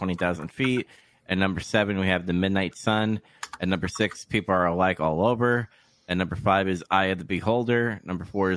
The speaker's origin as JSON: {"language": "English", "region": "New York", "country": "United States", "said": "I'm from New York."}